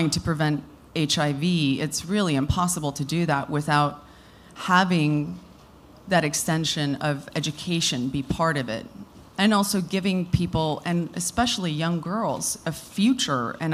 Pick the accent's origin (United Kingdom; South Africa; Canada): South Africa; moved away; it was born out of the love that I have for my home country. I was born and raised there